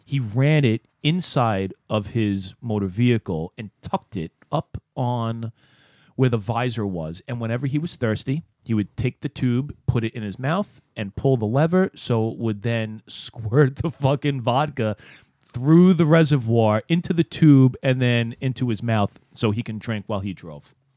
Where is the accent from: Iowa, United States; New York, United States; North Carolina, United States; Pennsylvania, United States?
New York, United States; New York City; my neighborhood growing up in Brooklyn